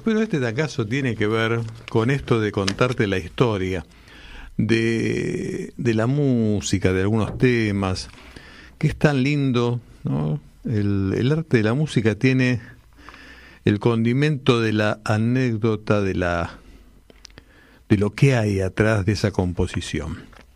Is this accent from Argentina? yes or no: yes; Longchamps, Buenos Aires Province, Argentina; yo vivía en mi adolescencia en Longchamps, cuando hice la escuela secundaria